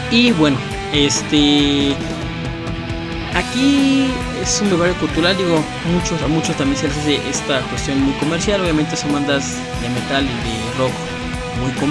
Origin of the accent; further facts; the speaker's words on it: Mexico; lo que somos los mexicanos.